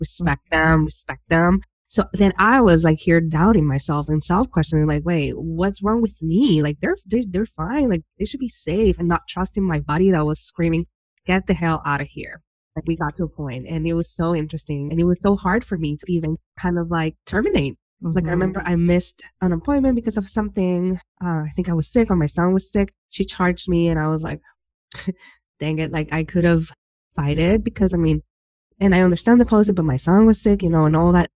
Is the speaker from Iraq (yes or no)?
no; Humacao, Puerto Rico; moved away; I was born and raised in Humacao, and from my house, I was able to see Vieques